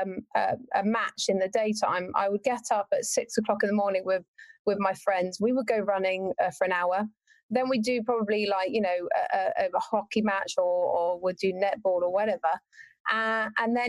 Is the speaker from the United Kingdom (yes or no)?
yes; Warwickshire, West Midlands, United Kingdom; I'm actually from Warwickshire in the UK. So right in the middle of the UK, that's where I'm from. The furthest point from any beach. And yeah, grew up there